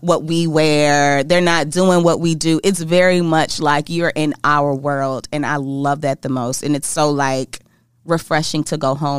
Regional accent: Indiana, United States; I'm from Indiana

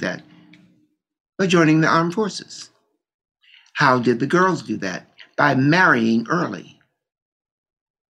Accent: Baltimore, Maryland, United States; Growing up in Baltimore

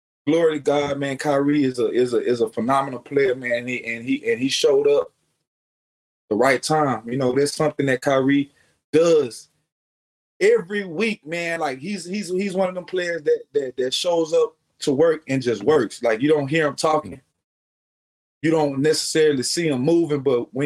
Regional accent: Beaumont, Texas, United States; moved away; A couple of guys from my hometown, from Beaumont

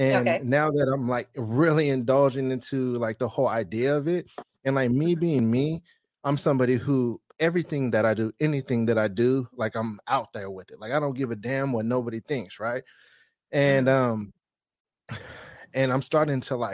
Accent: San Francisco Bay Area, California, United States; I'm from the Bay Area

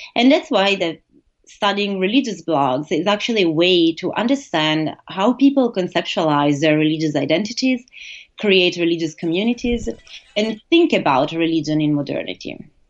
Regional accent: Italy; also born or lived in United States; now in Bochum, Germany; I am originally from Italy. I studied in the US and I'm currently based in Germany in the city of Bochum near Dusseldorf

